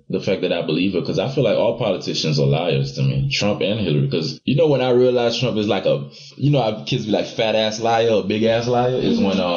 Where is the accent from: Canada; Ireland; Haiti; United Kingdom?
Haiti; now in United States; I was born in Haiti. I just became a citizen literally like a few months ago.